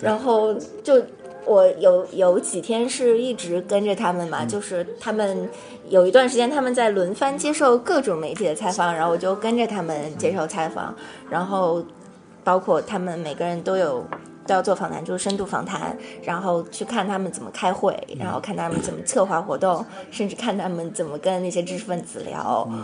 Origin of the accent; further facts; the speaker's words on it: Shanghai, China; moved away as an adult; now in United States; 我是上海人，对。然后我从小就在上海读书的